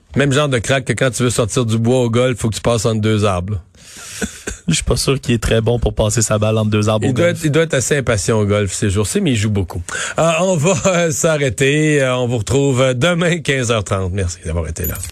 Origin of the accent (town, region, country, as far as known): Canada